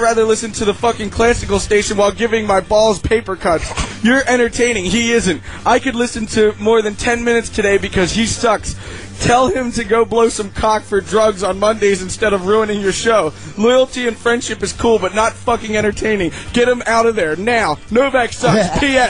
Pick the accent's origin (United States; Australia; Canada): Canada; Calgary, Alberta; since I am from Calgary, go Flames go